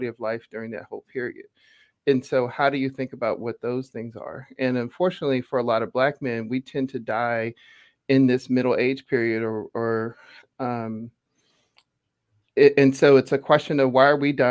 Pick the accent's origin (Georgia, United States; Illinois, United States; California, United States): Georgia, United States; Atlanta; moved away; I grew up in Atlanta